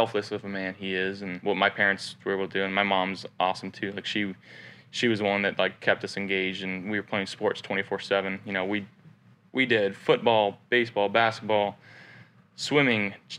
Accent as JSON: {"language": "English", "area": "small town outside of Fresno", "region": "California", "country": "United States", "tie": "born or raised there"}